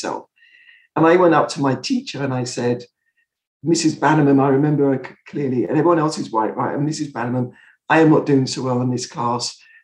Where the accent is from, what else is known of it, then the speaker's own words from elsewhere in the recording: Croydon, London, United Kingdom; where I grew up in Croydon in England